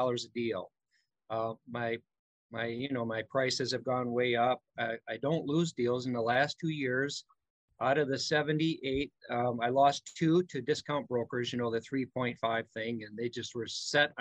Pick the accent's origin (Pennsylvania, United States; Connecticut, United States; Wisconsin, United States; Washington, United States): Wisconsin, United States; Milwaukee; I am from Milwaukee, Wisconsin